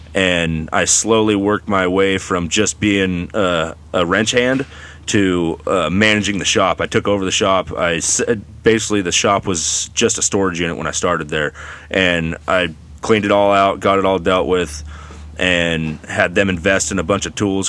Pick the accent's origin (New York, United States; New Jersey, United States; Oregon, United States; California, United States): Oregon, United States; Gaston; also born or lived in Hillsboro, Oregon / Banks, Oregon; grew up actually in Gaston and Banks. Went to both both schools. Uh, kind of raised in Gaston and then finished off at high school, uh, Banks High School